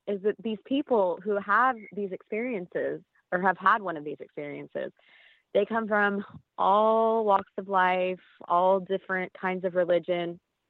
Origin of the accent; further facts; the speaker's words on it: Texas, United States; I have since moved back to my home state of Texas.